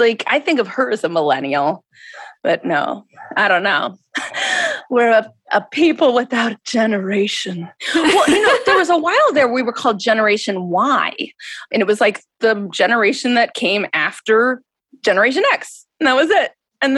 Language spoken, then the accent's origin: English; Minnesota, United States; also born or lived in New York City, United States; now in Los Angeles, United States; I grew up in Minnesota